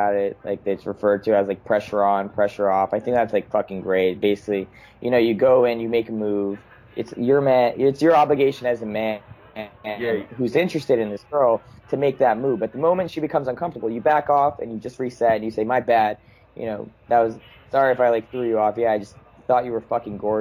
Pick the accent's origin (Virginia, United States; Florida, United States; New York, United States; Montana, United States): New York, United States; Long Island; I grew up in Long Island